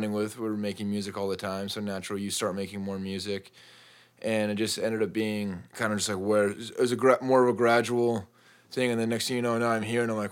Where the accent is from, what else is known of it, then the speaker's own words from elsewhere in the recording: Spokane, Washington, United States; moved away; also born or lived in southern Utah; So I went to high school in Eastern Washington in Spokane. And before that, my whole family, we grew up Mormon, and everybody is down in Utah, southern Utah.